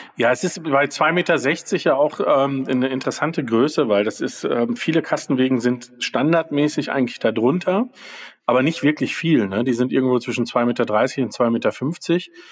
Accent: Germany; bei uns in Deutschland

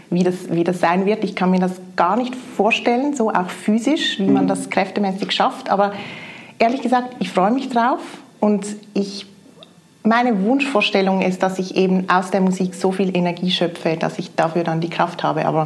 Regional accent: Switzerland; now in Osnabrück, Germany; ich komme aus der Schweiz, bin seit knapp zwei Jahren hier im Osnabrücker Sinfonieorchester

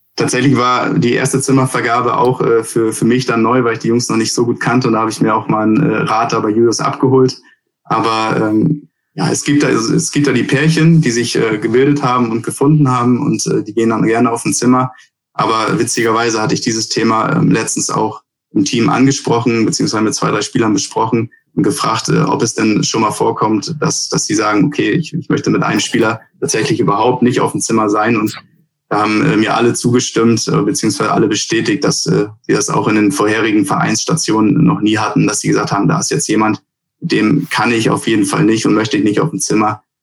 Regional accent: Bad Segeberg, Schleswig-Holstein, Germany; also born or lived in United States; wenn mich jemand fragt, wo ich herkomme, dann herkomme, dann sage ich auch äh, meistens Bad Segeberg

